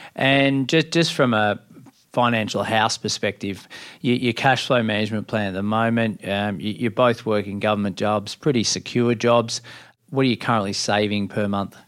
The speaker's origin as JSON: {"language": "English", "region": "country Victoria", "country": "Australia", "tie": "born or raised there", "moved": "yes", "lives_now": "Central Coast, Australia", "said": "I grew up in the country, three three and a half hours from, from Melbourne in country Victoria, in a very small town"}